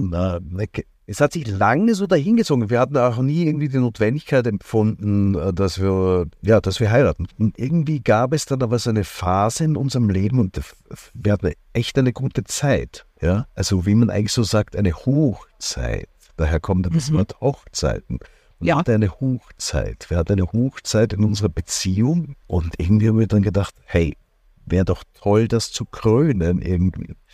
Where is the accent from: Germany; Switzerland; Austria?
Austria; Upper Austria; born there; ich bin in Oberösterreich geboren, bin eigentlich wirklich gebürtiger Salzkammergutler ja, und fühle mich auch hier wirklich beheimatet.